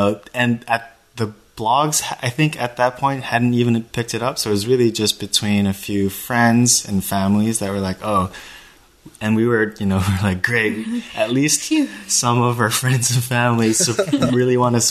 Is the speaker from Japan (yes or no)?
yes; Japan; now in United States; I was born and raised in Japan